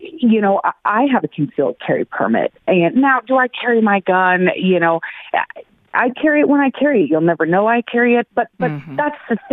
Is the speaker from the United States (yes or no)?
yes; Aurora, Colorado, United States; born or raised there